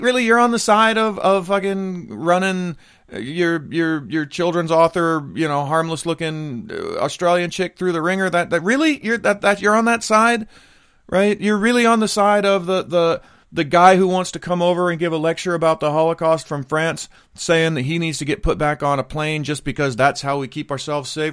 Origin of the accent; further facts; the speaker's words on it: United States; now in Japan; I'm an American, married to a Japanese person, living in Japan